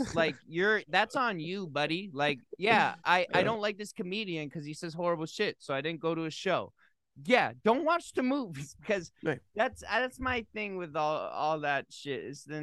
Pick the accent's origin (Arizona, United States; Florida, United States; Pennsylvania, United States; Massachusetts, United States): Massachusetts, United States; I grew up in Massachusetts